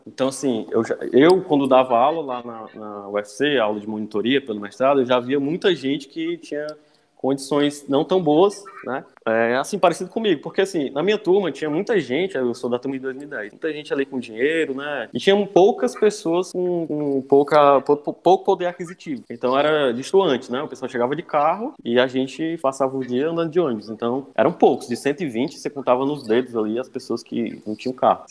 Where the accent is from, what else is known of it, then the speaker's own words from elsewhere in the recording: Cascavel, Ceará, Brazil; moved away as an adult; now in Fortaleza, Brazil; minha família é de Cascavel, fica aí no litoral leste do, aqui do estado, né? É uhum. região metropolitana. Vivi lá, cresci lá